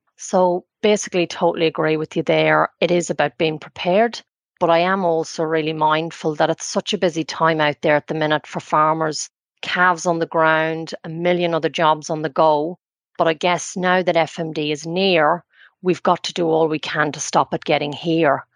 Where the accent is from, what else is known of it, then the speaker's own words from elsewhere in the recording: County Cavan, Ulster, Ireland; moved away as an adult; also born or lived in Huntly, New Zealand; now in New Zealand; I come from County Cavan, which is um, in the Republic but on the border with the north of Ireland.